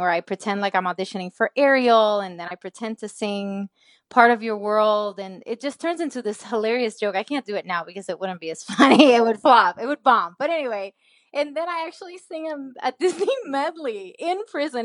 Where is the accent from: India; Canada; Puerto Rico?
Puerto Rico; moved away as an adult; also born or lived in Nashville, Tennessee; I was born and raised in Puerto Rico